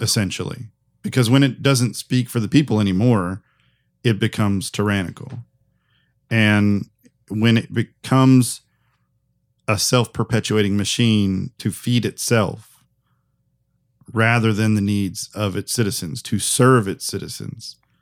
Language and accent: English; United States; as an American